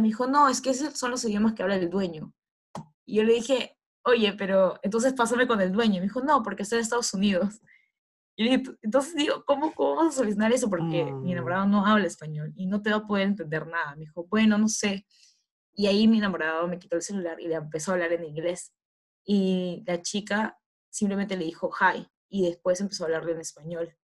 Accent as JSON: {"language": "Spanish", "country": "Peru", "said": "uno como peruano"}